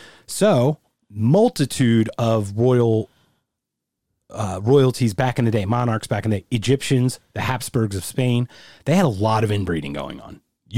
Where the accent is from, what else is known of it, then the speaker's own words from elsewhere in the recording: United Kingdom; I'm British.